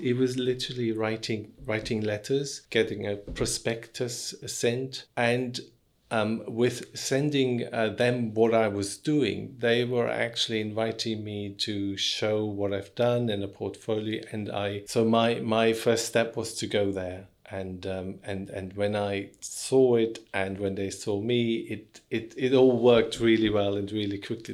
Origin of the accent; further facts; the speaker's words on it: Dietenheim, Baden-Württemberg, Germany; moved away as an adult; now in London, United Kingdom; I'm originally from Germany, but I've lived here for more than half of my life, so I consider myself as half and half.